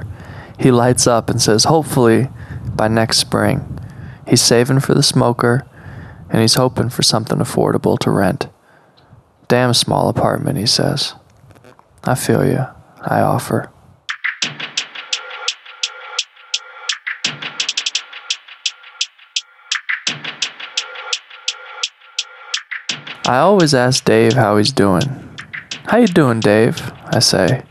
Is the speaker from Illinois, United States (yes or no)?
no; Monterey, California, United States; now in Oregon, United States; I'm from Monterey